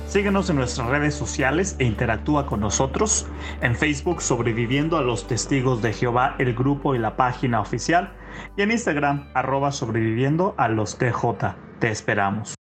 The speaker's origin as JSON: {"language": "Spanish", "country": "Mexico", "said": "en mi país, en México"}